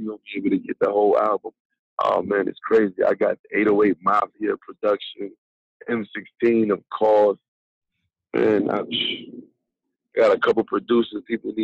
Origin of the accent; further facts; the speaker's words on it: New York City, New York, United States; I'm from Brooklyn